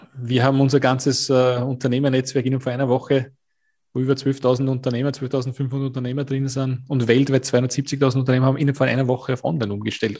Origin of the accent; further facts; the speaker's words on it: Austria; Bei uns in Österreich